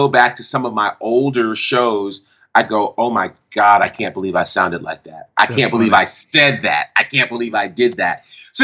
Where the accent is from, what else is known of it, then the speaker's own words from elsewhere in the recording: Monticello, New York, United States; I grew up in Monticello, New York, and grew up in a church called Bethlehem Temple Church